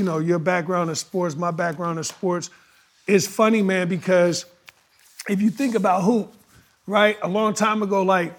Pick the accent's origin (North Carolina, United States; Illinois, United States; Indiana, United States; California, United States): Indiana, United States; Gary; I came from Gary, Indiana, raised by a single mom.